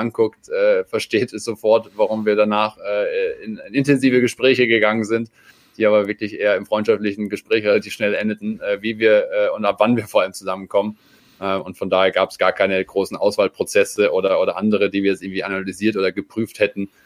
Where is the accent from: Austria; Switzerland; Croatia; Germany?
Austria; noch ein Landsmann von mir als Österreicher